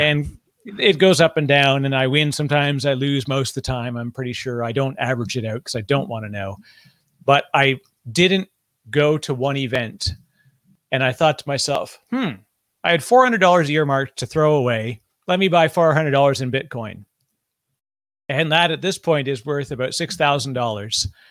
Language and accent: English; Canada; now in United States; I'm Canadian living in the United States